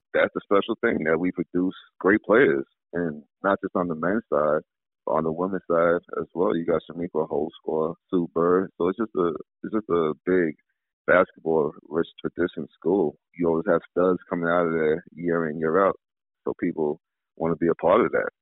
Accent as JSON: {"language": "English", "area": "Long Island", "region": "New York", "country": "United States", "tie": "born or raised there", "said": "I lived so far on Long Island"}